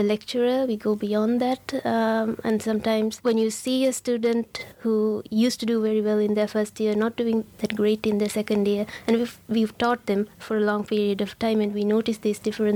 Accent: Sri Lanka; moved away as an adult; also born or lived in London, United Kingdom; now in Aberdeen, United Kingdom; I'm from Sri Lanka

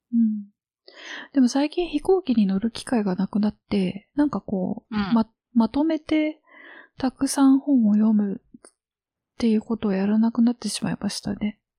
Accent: Osaka, Japan; moved away; 地元が大阪

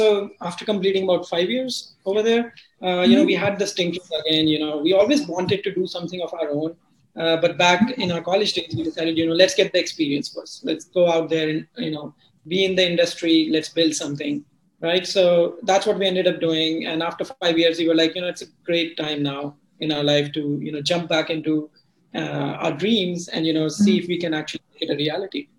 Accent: Delhi, India; I've been born and brought up in Delhi

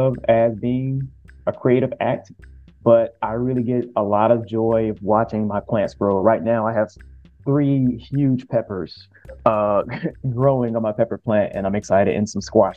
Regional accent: the South, United States; especially as a man growing up in the South

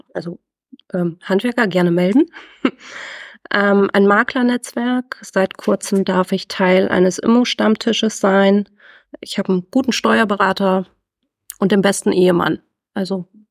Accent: Northern Germany, Germany; bin glücklich verheiratet ähm, und ein Nordlicht

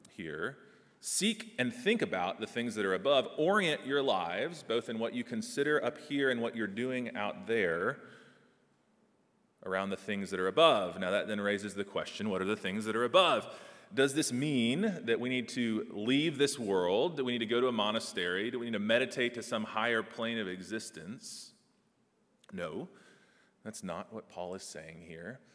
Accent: Texas, United States; moved away; I'm from Texas

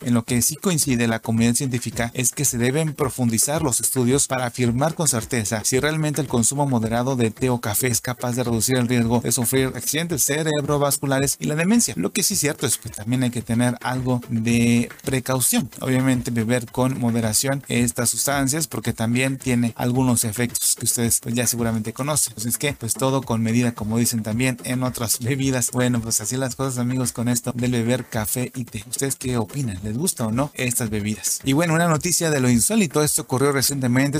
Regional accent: Mexico

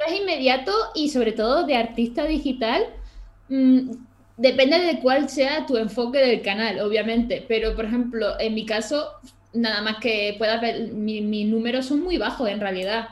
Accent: Málaga, Andalusia, Spain; now in Granada, Spain; Yo soy de Málaga

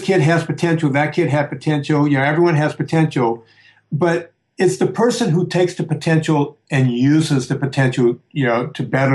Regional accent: Louisiana, United States; my hometown that used to have firecracker stands. Yeah, in Louisiana

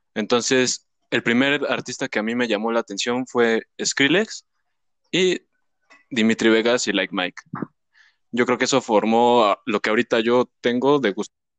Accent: Mexico City, Mexico; Yo soy de México

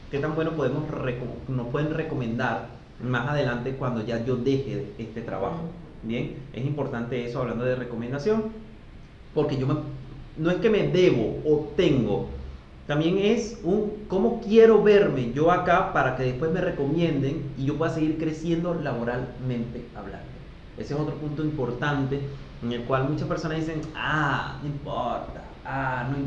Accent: Venezuela; now in Argentina; somos como, como, la marca Venezuela. Ay, es venezolano, venezolano. Gracias a Dios acá en Argentina nos han tratado muy bien.

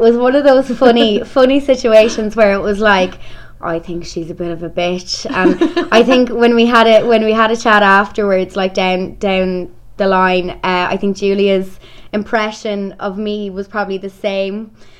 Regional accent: Crossakiel, Ireland; also born or lived in Dublin; now in Carlanstown, Ireland; I'm from Cross the Keel originally, but I live in Carlinstown. I've lived there for probably about 8 years in between kind of living in Dublin, just obviously with college and work and stuff like that, but I'm home now living with my mum.

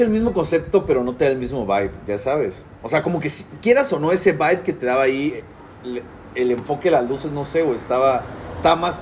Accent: Ciudad del Carmen, Campeche, Mexico; soy Carmelo

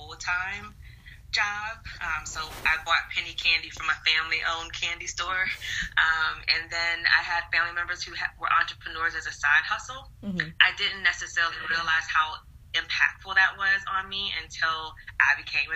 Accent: the South, United States; I'm a Southerner, and I grew up with my grandparents

